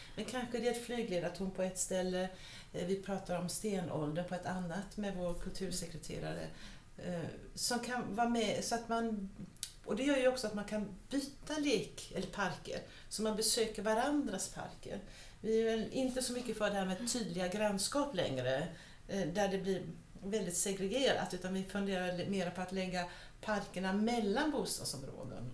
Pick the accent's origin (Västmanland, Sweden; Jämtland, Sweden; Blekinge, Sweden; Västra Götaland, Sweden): Västra Götaland, Sweden; Gothenburg; moved away; also born or lived in Copenhagen / Stockholm; jag växte upp i Göteborg